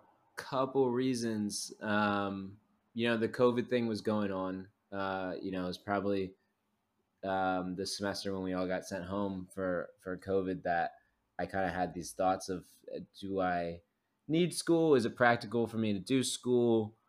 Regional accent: Philadelphia, Pennsylvania, United States; now in Los Angeles, United States; I'm from Philadelphia initially. I live in Los Angeles.

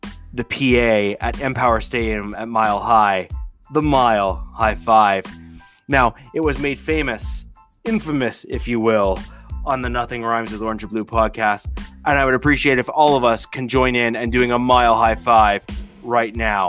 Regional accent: Canada; I'm from Canada. We speak French

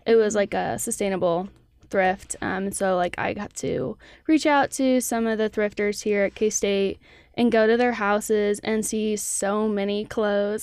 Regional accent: Olathe, Kansas, United States; I'm from Olathe, Kansas

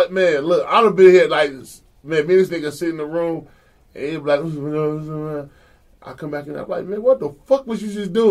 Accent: New York, United States; I'm from New York. I'm want my New York tough shit.

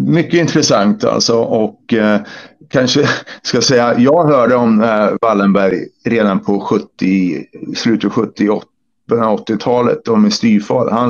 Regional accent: United States; also born or lived in Sweden; Ja, jag är amerikan och svensk. Så jag har bott ställena.

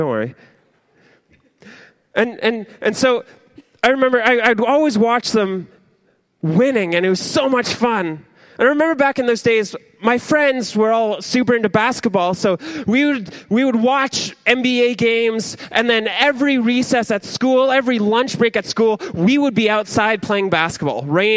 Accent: Ontario, Canada; I'm Canadian and I'm from Ontario.

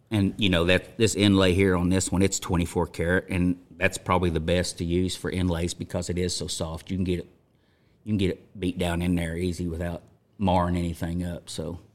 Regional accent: Chelsea, Oklahoma, United States; grew up in Chelsea, Oklahoma, U S A.

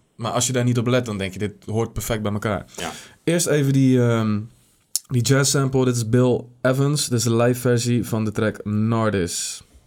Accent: Netherlands; wij als, eh, als Nederlanders

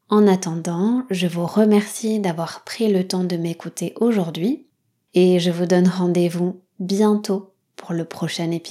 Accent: Nouvelle-Aquitaine, France; Je suis née au Pays basque, j'ai grandi ici, je suis très attachée à cet endroit, et pourtant, je parle pas le basque. D'ailleurs, j'ai pas du tout l'accent de la région.

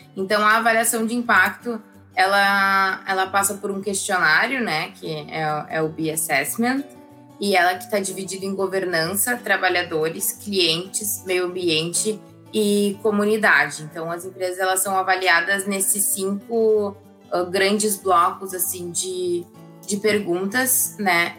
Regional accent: Porto Alegre, Rio Grande do Sul, Brazil; sou aqui de, de Porto Alegre

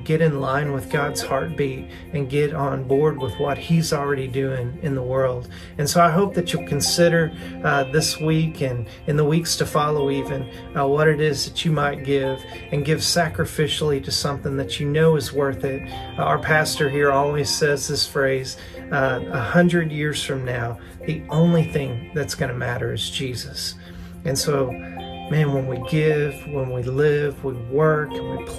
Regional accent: the South, United States; accent: southern; now in Fort Smith, United States; my southern accent

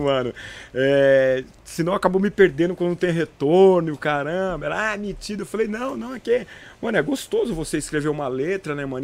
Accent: Presidente Epitácio, São Paulo, Brazil; moved away; eu sou de Presidente Epitácio, eu, nas, eu sou natural de Presidente Epitácio

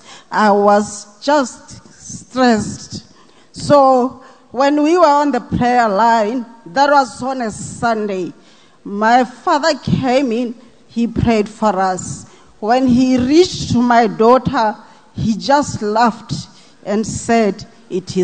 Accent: Botswana; from Botswana

